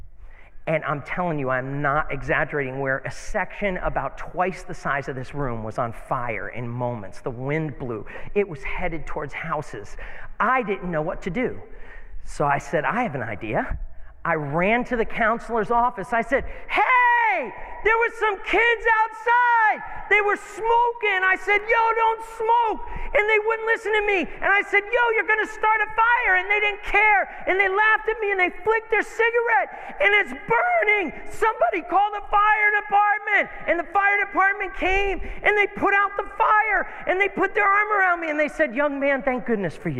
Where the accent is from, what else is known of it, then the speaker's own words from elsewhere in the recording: United States; I grew up down the road from one of the biggest monasteries in America